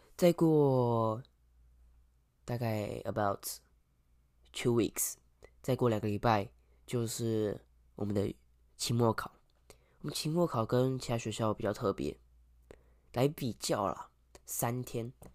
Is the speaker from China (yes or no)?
no; Kaohsiung, Taiwan; 对我们南部人，对我们高雄人来说，这天气感觉是路面上会结冰